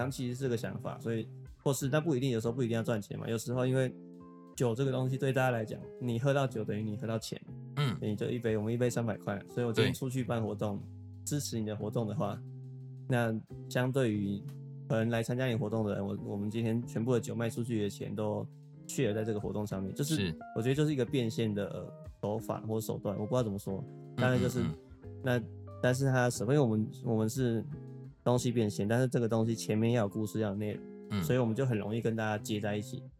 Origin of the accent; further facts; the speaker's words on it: Kinmen County, Taiwan; 我们小时候在金门表演，永远都是在金城